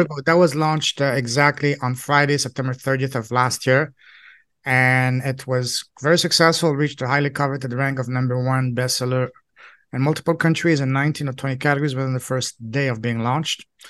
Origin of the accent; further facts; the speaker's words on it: Toronto, Ontario, Canada; first language French; English is a second language; also born or lived in China / Hong Kong / Alberta; I'm from Canada, Toronto